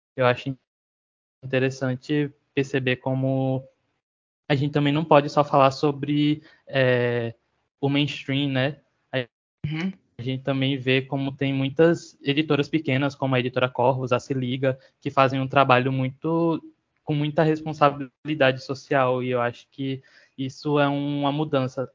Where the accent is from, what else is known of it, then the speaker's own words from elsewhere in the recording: Sergipe, Brazil; sou autor, designer e ilustrador sergipano